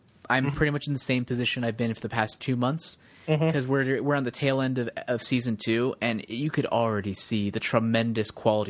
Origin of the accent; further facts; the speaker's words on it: United Kingdom; I'm here, I'm British, I'm...